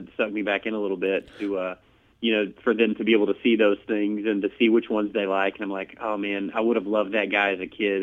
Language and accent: English; United States; I was from the States